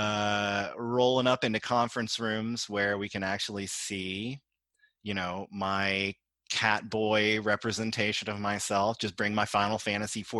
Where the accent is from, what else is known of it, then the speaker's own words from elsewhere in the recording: Houston, Texas, United States; growing up in Texas